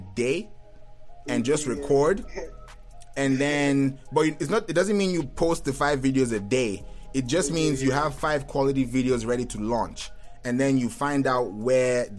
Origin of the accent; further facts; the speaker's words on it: Kenya; moved away; also born or lived in Lagos, Nigeria; I'm Igbo, but I grew up in Kenya